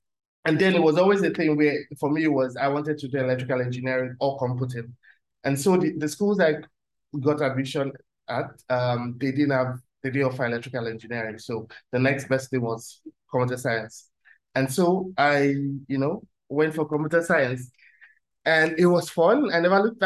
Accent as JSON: {"language": "English", "country": "Nigeria", "moved": "as an adult", "lives_now": "Germany", "said": "I'm Nigerian"}